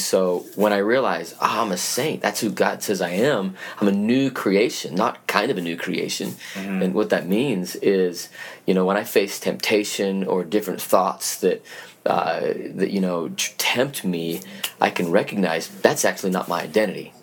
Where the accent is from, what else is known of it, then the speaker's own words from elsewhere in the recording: Salt Lake City, Utah, United States; moved away; I was born and raised in Salt Lake City, Utah.